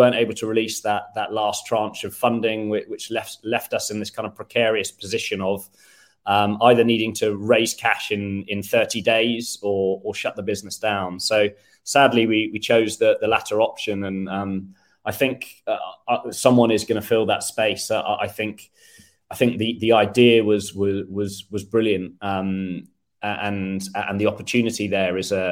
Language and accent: English; United Kingdom; moved away as an adult; now in Sweden; I'm British